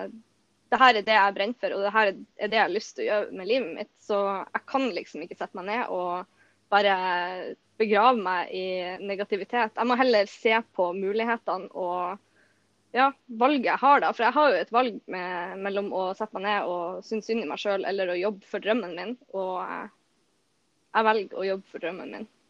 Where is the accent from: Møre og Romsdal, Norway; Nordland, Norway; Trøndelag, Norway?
Nordland, Norway; Bodø